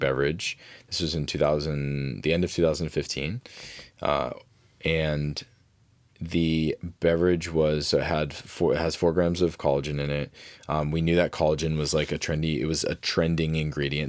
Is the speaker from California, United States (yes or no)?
no; Fitchburg, Massachusetts, United States; I grew up in Fitchburg, Massachusetts